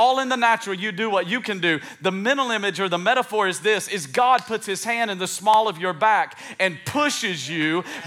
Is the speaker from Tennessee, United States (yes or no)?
yes; East Tennessee, United States; I grew up in East Tennessee